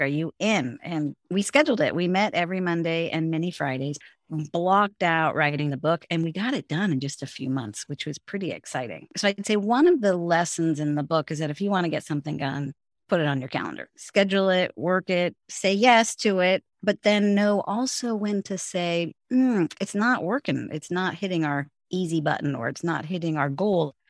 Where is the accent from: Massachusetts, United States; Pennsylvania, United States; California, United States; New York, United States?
California, United States; San Francisco; first language English; also born or lived in Finland / Hong Kong / England; I grew up in San Francisco. I'm fourth generation San Franciscan, so this is home